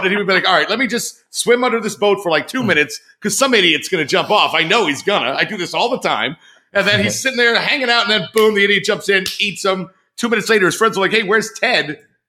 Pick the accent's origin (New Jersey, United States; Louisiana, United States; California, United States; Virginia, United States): New Jersey, United States; moved away as an adult; But growing up in New Jersey, we used to go down the shore.